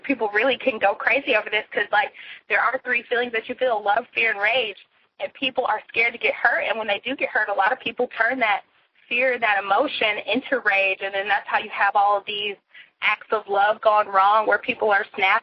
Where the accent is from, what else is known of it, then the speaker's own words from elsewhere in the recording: Greensboro, North Carolina, United States; I'm from Greensboro